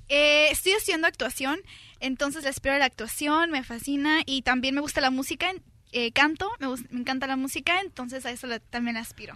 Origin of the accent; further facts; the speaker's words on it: Sinaloa, Mexico; como de Sinaloa como de donde soy yo